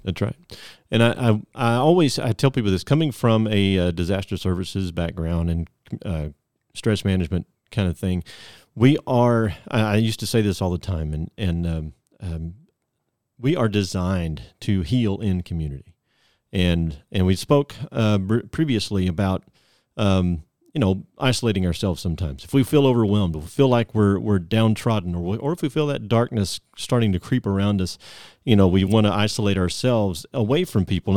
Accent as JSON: {"language": "English", "region": "Southeast", "country": "United States", "tie": "born or raised there", "said": "born and raised in the Southeast"}